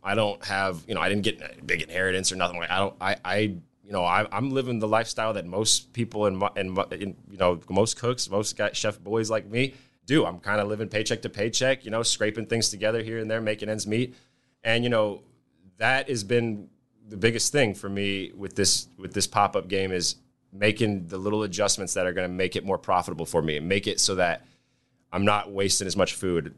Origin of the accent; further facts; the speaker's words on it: Nebraska, United States; also born or lived in Hawaii; came back to Nebraska. Uh, I grew up here. I'm not from Hawaii or anything.